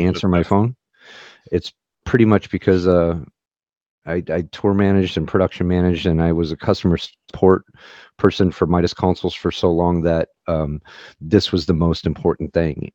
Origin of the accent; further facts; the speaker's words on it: St. Louis, Missouri, United States; I grew up in Saint Louis, Missouri